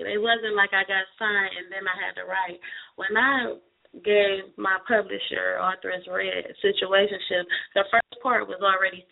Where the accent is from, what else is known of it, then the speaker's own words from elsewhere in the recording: Cleveland, Ohio, United States; my hometown, Cleveland, Ohio